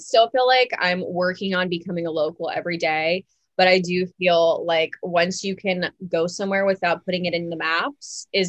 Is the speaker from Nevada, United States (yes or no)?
no; Tampa, Florida, United States; moved away as an adult; now in New York, United States; I'm from Tampa, Florida originally.